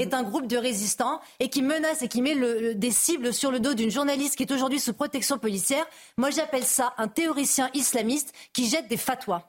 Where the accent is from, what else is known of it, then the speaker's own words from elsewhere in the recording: France; en tant que Français